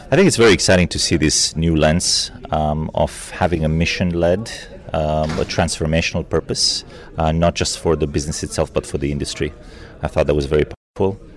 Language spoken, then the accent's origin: English; Saudi Arabia; I'm from Saudi Arabia and I'm the director of the Saudi premarital screening program.